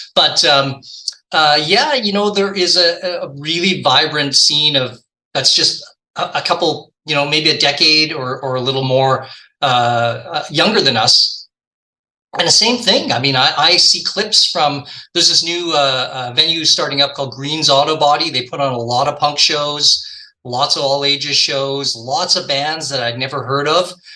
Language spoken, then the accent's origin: English; Victoria, British Columbia, Canada; now in Vancouver, Canada; I grew up in Victoria, which is just a boat ride away from Vancouver